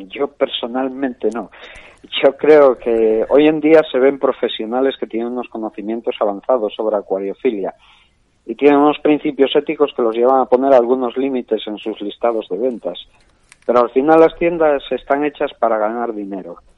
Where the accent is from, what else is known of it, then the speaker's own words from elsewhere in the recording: Asturias, Spain; soy un asturiano de 46 años